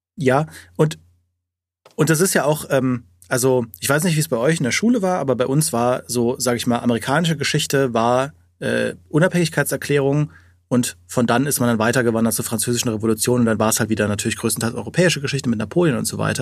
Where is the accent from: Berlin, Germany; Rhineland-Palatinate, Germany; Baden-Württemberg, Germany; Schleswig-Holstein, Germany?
Rhineland-Palatinate, Germany; Trier; in dem Umfeld von Trier, wo ich aufgewachsen bin